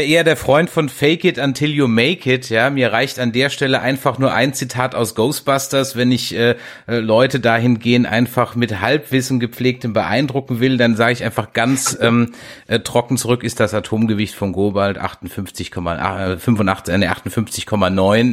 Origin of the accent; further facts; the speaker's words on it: south of the Weißwurstäquator, Southern Germany, Germany; ich bin ja eher so südlich des Weißwurst Ecuadors wo, groß geworden